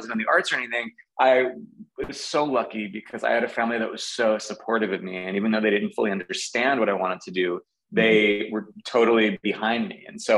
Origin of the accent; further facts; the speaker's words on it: Garden City, New York, United States; I grew up on Long Island in Nassau County. Garden City is the name of the town I grew up